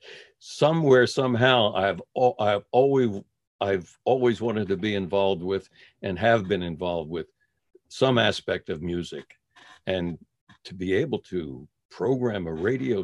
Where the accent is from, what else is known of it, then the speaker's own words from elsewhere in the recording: Philadelphia, Pennsylvania, United States; I'm a Philadelphia boy, born and raised in South Philly